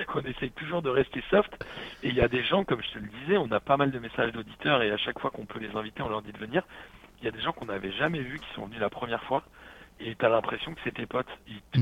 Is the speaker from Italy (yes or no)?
no; Paris, Île-de-France, France; j'ai grandi à Paris